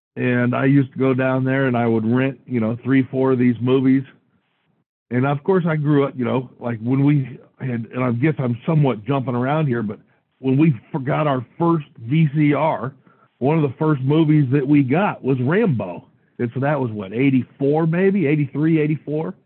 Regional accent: Washington, United States; I was from Washington

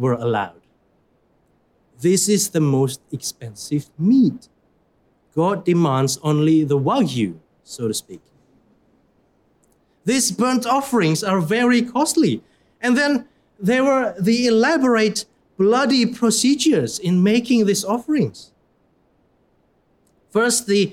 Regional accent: Surabaya, East Java, Indonesia; moved away; I come from Indonesia

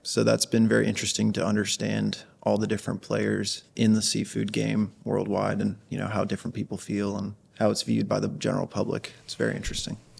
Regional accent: Outer Banks, North Carolina, United States; now in Miami, United States; I grew up catching them in the Outer Banks

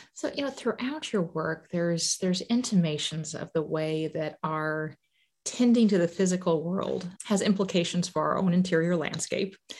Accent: Illinois, United States; growing up in Illinois

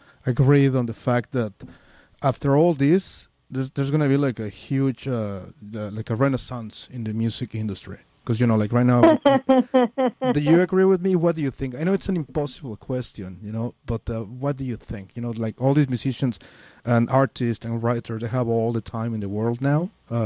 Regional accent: Mexico City, Mexico; now in San Francisco, United States; I'm from Mexico. I'm from Mexico City.

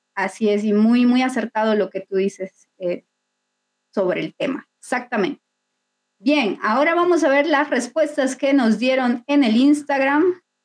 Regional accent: Bolivia

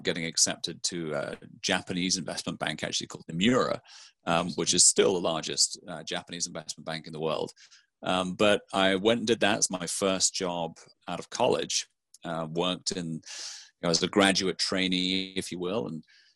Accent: near Aberdeen, Scotland, United Kingdom; moved away as an adult; also born or lived in Bath / London; I'm actually from a small town kind of in the country outside of there, a little place that is about 14 miles west up the valley. And so I grew up there, very rural surrounding

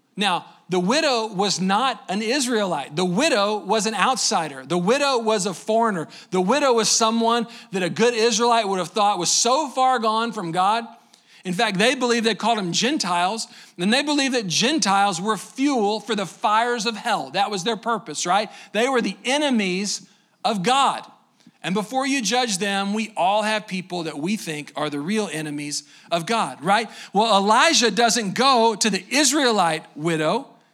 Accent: Waco, Texas, United States; I'm from Waco, just down the road a little bit

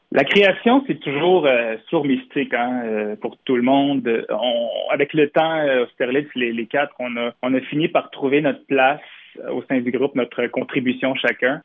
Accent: Montreal, Quebec, Canada; je suis, on est montréalais

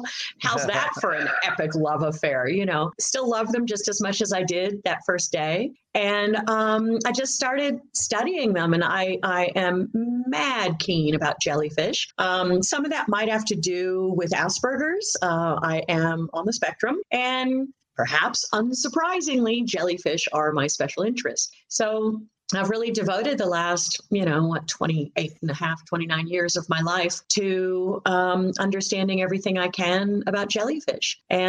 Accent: Valley of Enchantment, California, United States; moved away as an adult; also born or lived in Palm Springs, California; now in Tasmania, Australia; Yeah, born and raised in California. You know, born in Palm Springs, raised in a little town outside of LA called Valley of Enchantment. Yes, it's true. I was raised in Valley of Enchantment.

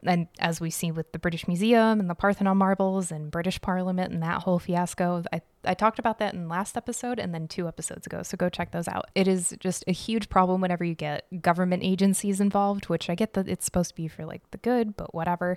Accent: Arizona, United States; now in Chicago, United States; growing up in Arizona

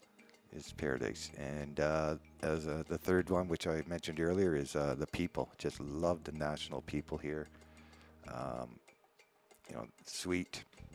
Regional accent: Hamilton, Ontario, Canada; moved away as an adult; also born or lived in Nova Scotia / Calgary, Alberta; now in Playa del Carmen, Mexico; I was born and I guess raised in Hamilton, Ontario, which is about 40 miles outside of Toronto. Okay. And I left there in 1979.

